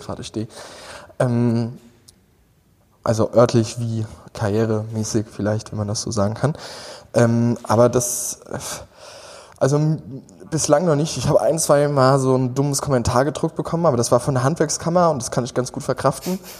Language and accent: German; Westerwald, Rhineland-Palatinate, Germany; moved away as an adult; now in Berlin, Germany; gebürtig komme ich aus Hunsang ähm, und ähm, das, das ist so am äußersten Rande vom Westerwald, äh, schon fast im feindlichen Hessen